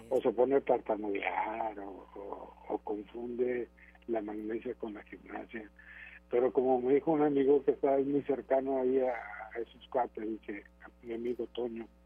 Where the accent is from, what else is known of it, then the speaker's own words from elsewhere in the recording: Mexico; Yo creo que los únicos que pueden responderle pues, son, somos los mexicanos